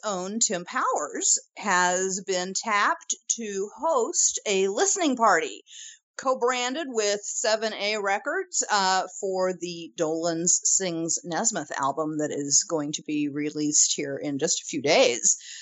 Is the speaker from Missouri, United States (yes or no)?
yes; St. Louis / St. Charles, Missouri, United States; my hometown